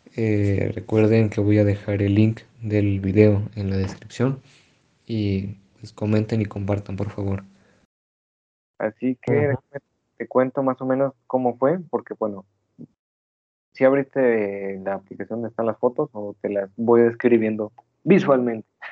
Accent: Mexico

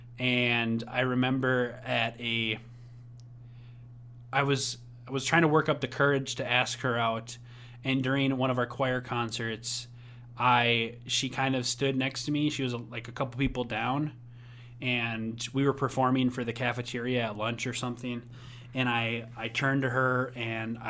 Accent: Coon Rapids, Minnesota, United States; also born or lived in Buffalo, Minnesota; in fifth grade, we moved from Buffalo, Minnesota, back to Coon Rapids, Minnesota, where I was born and where I first started growing up.

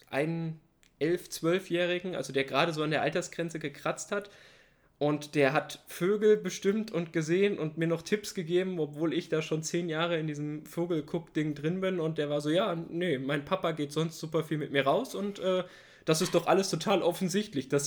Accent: Hesse, Germany; born there; ich komme ja gebürtig aus der Region Kassel-Fulda. Das bezeichne ich immer so als die Mitte Deutschlands.

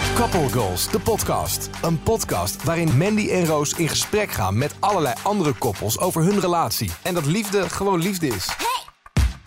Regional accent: Netherlands; ik ben ook Nederlander

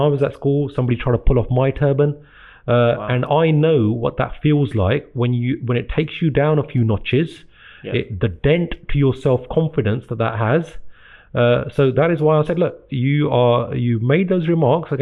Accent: Gravesend, South East England, United Kingdom; also born or lived in India / Slough; I'm born and brought up in Britain.

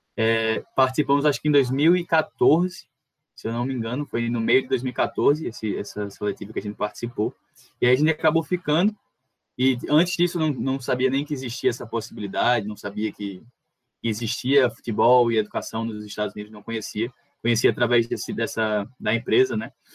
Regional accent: Natal, Rio Grande do Norte, Brazil; eu sou daqui de Natal

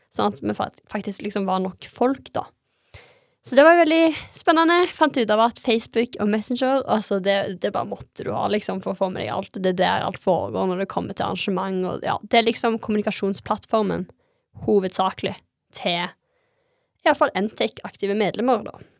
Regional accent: Stavanger, Rogaland, Norway; jeg ble ikke værende i hjembyen min

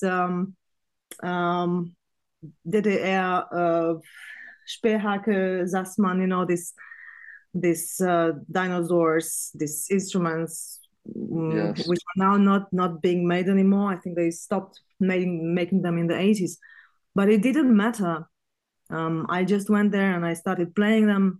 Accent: Bucharest, Romania; moved away as an adult; now in Vilnius, Lithuania; I was born in Bucharest. I grew up there

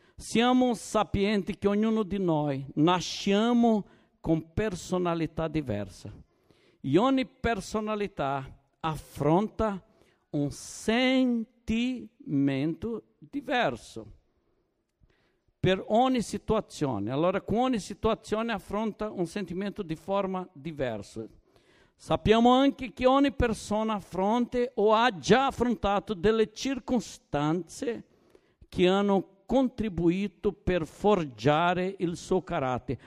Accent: Brazil; Italian is a second language; also born or lived in Naples, Italy; now in Turin, Italy

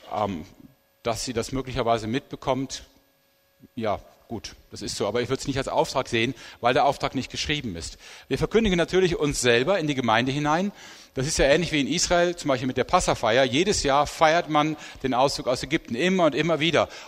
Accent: Rhineland, Germany; wo das nicht so einfach ist wie für mich als Rheinländer

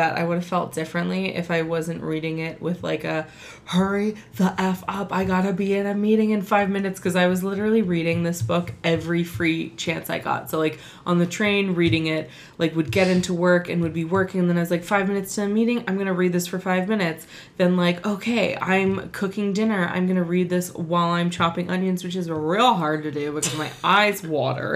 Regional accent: California, United States; We're from California. It's the way we talk.

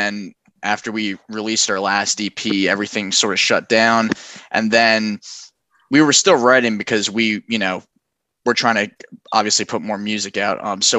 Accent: Delran, New Jersey, United States; So we're originally from Delray, New Jersey, which I know Beyond the Static is based in Philly. We're right across the bridge, like 20 minutes away from Center City.

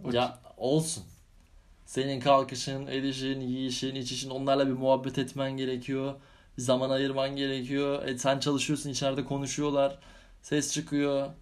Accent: Istanbul, Turkey; ben İstanbulluyum. Ha, yedi, gö- yedi göbek İstanbulluyuz.

